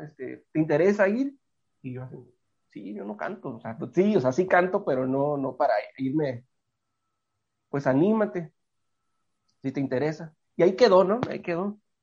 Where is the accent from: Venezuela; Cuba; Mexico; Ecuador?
Mexico; Tijuana, Baja California; nací aquí en Tijuana